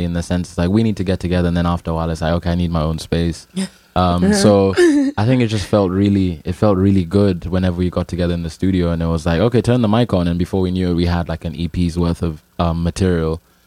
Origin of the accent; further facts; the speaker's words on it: Nairobi, Kenya; I'm from Nairobi, Kenya.